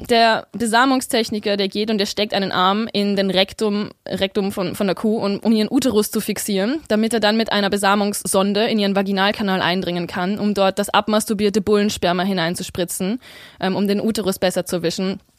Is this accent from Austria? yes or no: yes; Vienna, Austria; Ich bin in Wien aufgewachsen